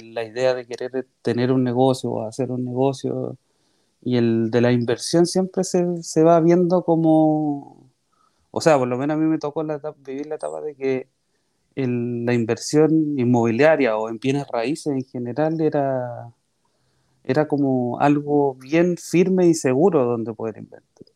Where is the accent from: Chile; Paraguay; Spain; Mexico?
Chile; María Pinto, Santiago Metropolitan Region; Yo soy nacido en María Pinto, que es un pueblito chiquitito que está cerca de Santiago